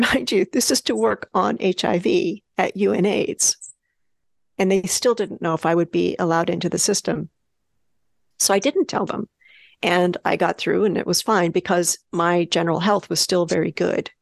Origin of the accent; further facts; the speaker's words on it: California, United States; also born or lived in New Mexico; now in New York, United States; I was born in New Mexico, the state of New Mexico, and grew up in California